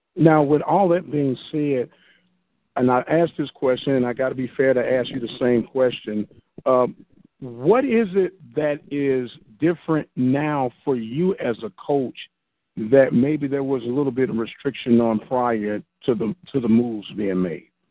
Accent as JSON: {"language": "English", "town": "St. Louis", "region": "Missouri", "country": "United States", "said": "I'm in from St. Louis"}